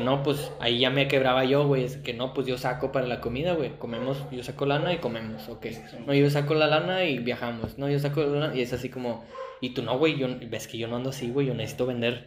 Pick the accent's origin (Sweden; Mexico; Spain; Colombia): Mexico; nosotros en México, güey, le abrimos los brazos a los de afuera